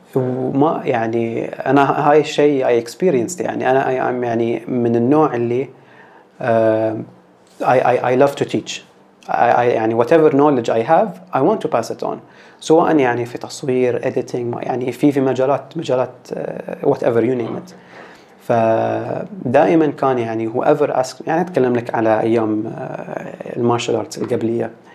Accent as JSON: {"language": "Arabic", "country": "Bahrain"}